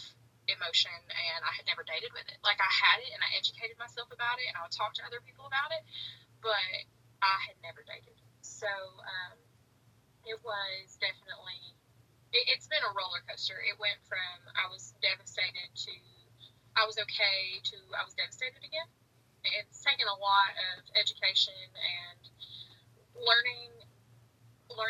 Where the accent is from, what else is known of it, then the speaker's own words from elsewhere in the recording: Chattanooga, Tennessee, United States; also born or lived in Kentucky; I'm from the Chattanooga area